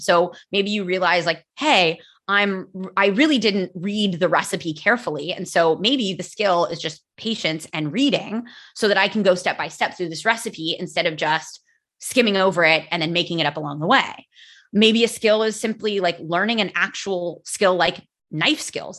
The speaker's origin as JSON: {"language": "English", "country": "United States", "first_language": "English", "moved": "yes", "lives_now": "Spain", "said": "I live in Spain. I am American"}